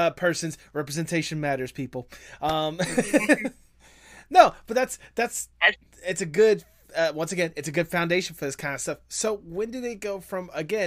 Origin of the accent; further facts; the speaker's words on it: the South, United States; as someone that is raised from the South